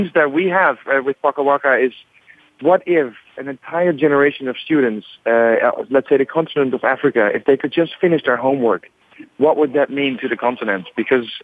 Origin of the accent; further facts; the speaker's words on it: Netherlands; I'm from the Netherlands